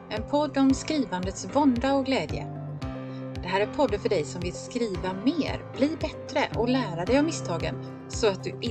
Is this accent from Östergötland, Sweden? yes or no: no; Haverdal, Halland County, Sweden; jag är författare från Haverdal utanför Halmstad